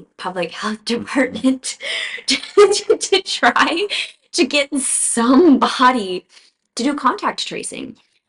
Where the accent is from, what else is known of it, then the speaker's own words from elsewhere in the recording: the South, United States; moved away; also born or lived in Tennessee; I come from the South